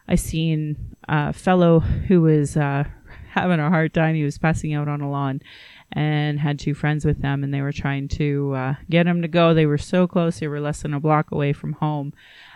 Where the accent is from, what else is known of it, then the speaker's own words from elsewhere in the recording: Calgary, Alberta, Canada; I was born in Calgary